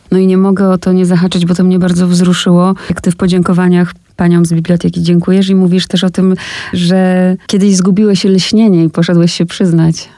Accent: Olesno, Opole Voivodeship, Poland; ja pochodzę z takiego małego miasteczka, które nazywa się Olesno

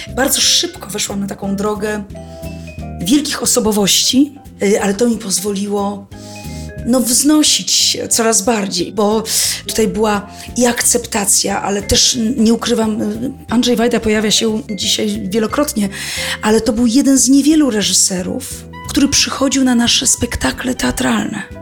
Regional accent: Warsaw, Masovian Voivodeship, Poland; pochodzę z Warszawy

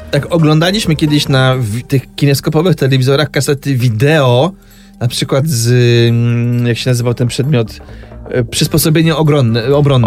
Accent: Silesian Voivodeship, Poland; pochodzę ze Śląsku

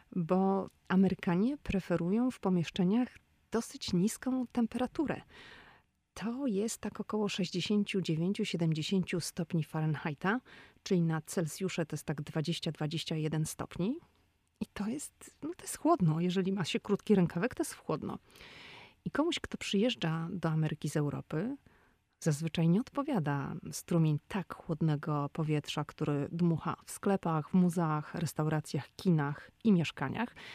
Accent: Poland; moved away as an adult; now in Washington, United States; Mój mąż i ja no, urodziliśmy się w Polsce. W Polsce chodziliśmy do szkół, w Polsce kończyliśmy studia

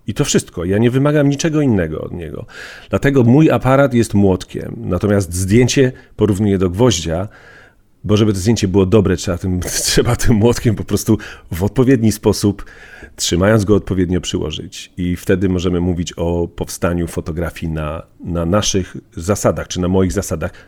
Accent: Bielsko-Biała, Silesian Voivodeship, Poland; Z mojej wsi Komorowice do miasta Bielska Białej wsiadałem do, do niebieskiego PKS-u

